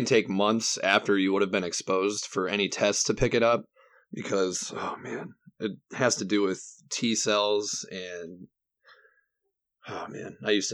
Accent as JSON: {"language": "English", "town": "Cleveland", "region": "Ohio", "country": "United States", "said": "basically Cleveland"}